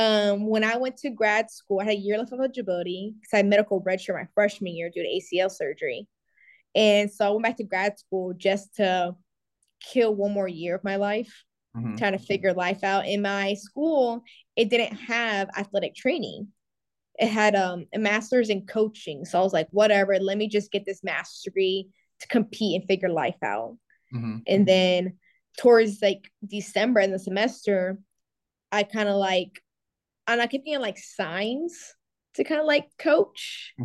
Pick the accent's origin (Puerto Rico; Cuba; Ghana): Cuba; now in United States; You know, we came here to the States with nothing, you know, we came from Cuba to Florida, you know, living our life.